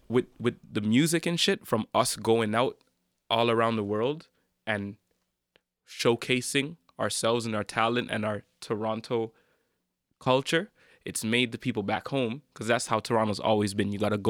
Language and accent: English; Jamaica; me being Jamaican